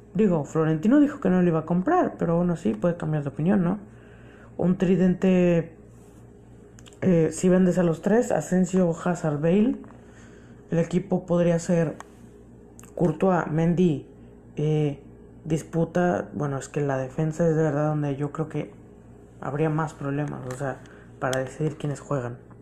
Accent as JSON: {"language": "Spanish", "country": "Mexico", "said": "como mexicano"}